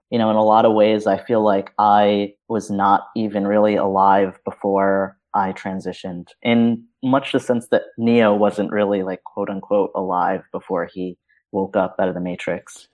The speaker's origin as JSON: {"language": "English", "town": "New York City", "region": "New York", "country": "United States", "tie": "born or raised there", "said": "I was born in New York City"}